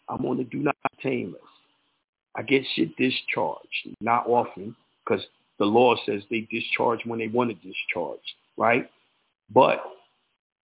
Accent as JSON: {"language": "English", "region": "New York", "country": "United States", "tie": "born or raised there", "said": "I'm from New York"}